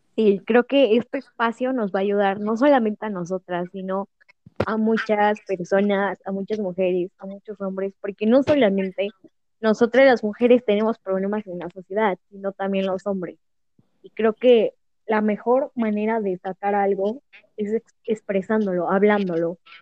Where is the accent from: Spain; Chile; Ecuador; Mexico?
Mexico; Puebla; Soy del estado de Puebla